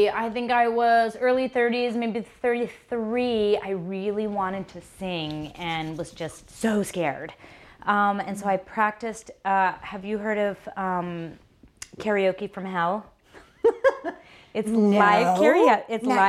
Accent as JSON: {"language": "English", "town": "Brush Prairie", "region": "Washington", "country": "United States", "tie": "born or raised there", "said": "I was born in Brush Prairie"}